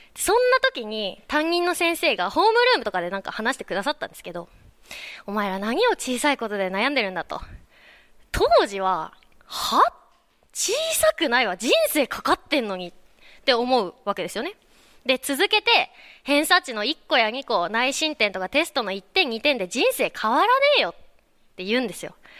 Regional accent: Kanagawa, Japan; 私の出身の湘南。

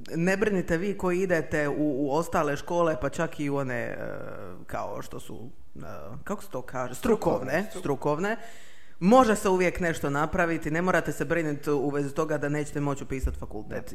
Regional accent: Makarska, Split-Dalmatia County, Croatia; ja sam iz Makarske

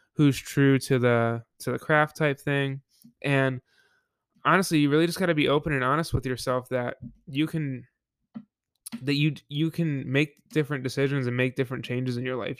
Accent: Buffalo, New York, United States; I went back home to work Yep, in, uh, Buffalo, my hometown

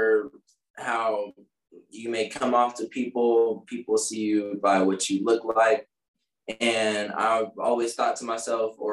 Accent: Plano, Texas, United States; I grew up in Plano, Texas

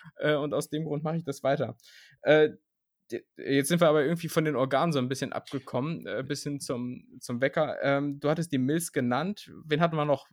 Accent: Lower Saxony, Germany; moved away as an adult; also born or lived in Vienna; now in Berlin, Germany; ich komme wirklich innerhalb Niedersachsens aus der Region, wo es wirklich gar keinen Dialekt gibt

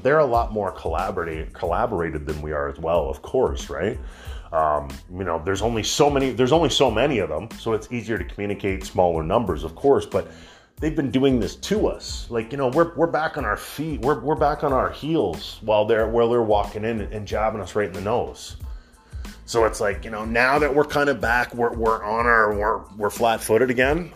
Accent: Canada; As a Canadian

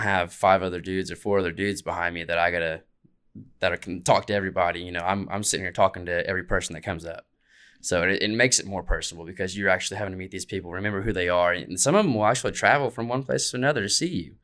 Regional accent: Muskogee, Oklahoma, United States; I played at Oklahoma Music Hall of Fame." Like, these are my hometown stuff

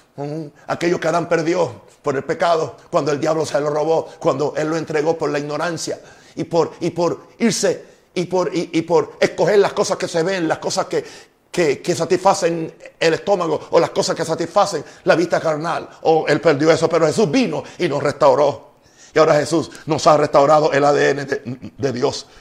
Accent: United States; now in Panama; Soy norteamericano

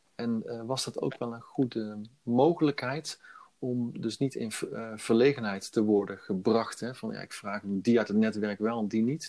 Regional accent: Veghel, North Brabant, Netherlands; also born or lived in Brussels / Milan / Utrecht / Eindhoven; in Veghel heb ik eigenlijk mijn hele leven gewoond

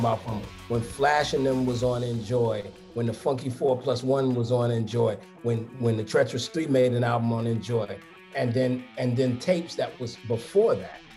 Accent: New York City, New York, United States; I'm from Brooklyn.

